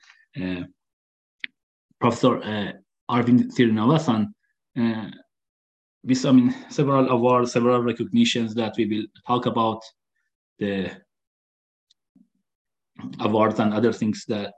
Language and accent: English; Qazvin, Qazvin Province, Iran; moved away as an adult; now in United States; I was born in Qazvin.